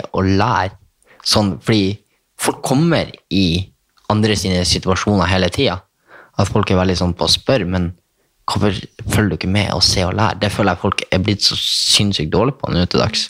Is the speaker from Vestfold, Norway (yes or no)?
no; Bodø, Nordland, Norway; accent: nordnorsk; now in Oslo, Norway; Jeg er fra Skivika. Nordsida.